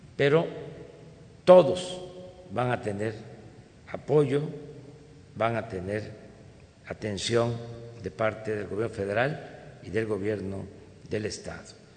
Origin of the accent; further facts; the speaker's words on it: Tabasco, Mexico; Tabasco, de mi estado, de mi tierra, de mi agua